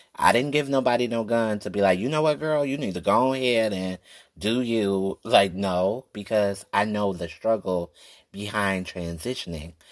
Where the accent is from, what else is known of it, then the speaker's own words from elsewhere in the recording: Detroit, Michigan, United States; I'm from Detroit, born and raised